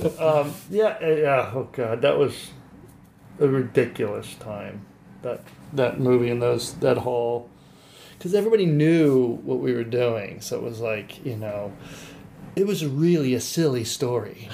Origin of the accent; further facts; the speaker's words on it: Santa Barbara, California, United States; I grew up in Santa Barbara